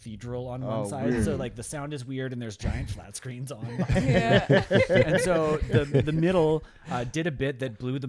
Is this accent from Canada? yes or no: yes; Canada; as Canadian entertainers